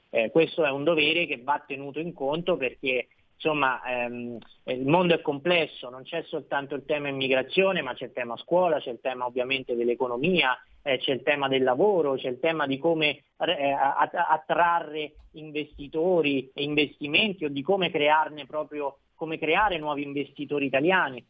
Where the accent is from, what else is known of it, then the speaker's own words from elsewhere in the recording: Marche, Italy; essendo marchigiano